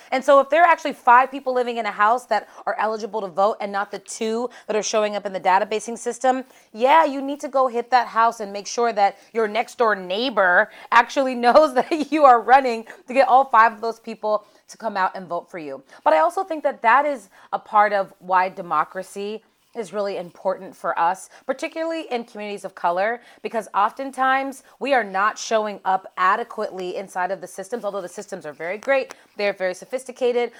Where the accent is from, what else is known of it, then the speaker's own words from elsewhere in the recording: Pittsburgh, Pennsylvania, United States; So I'm from Pittsburgh, Pennsylvania. And so growing up, in a Rust Belt town